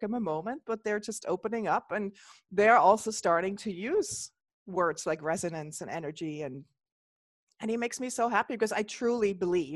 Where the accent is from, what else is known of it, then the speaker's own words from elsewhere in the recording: Switzerland; now in United States; I grew up in the Swiss Alps and the area of Switzerland I grew up was like that state I grew up in was the first state that allowed for holistic healers in Switzerland to open shop